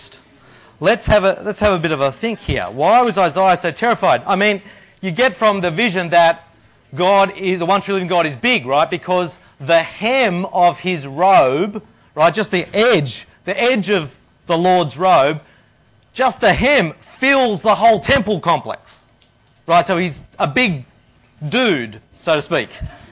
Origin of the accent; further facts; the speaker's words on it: Australia; moved away as an adult; also born or lived in India; I'm an Australian